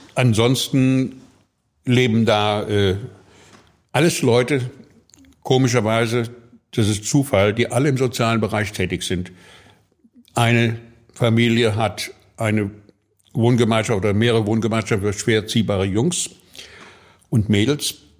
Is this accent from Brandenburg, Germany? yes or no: no; Fulda, Hesse, Germany; moved away as an adult; now in Hamburg, Germany; Ich komme aus Fulda